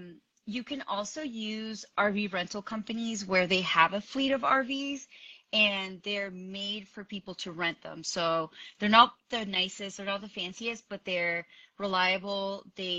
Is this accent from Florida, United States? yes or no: yes; Florida, United States; moved away as an adult; also born or lived in Colombia; now in Denver, United States; So I'm from Colombia. I grew up in Florida, but I actually live in Denver, Colorado. I've been here for the past 2 years.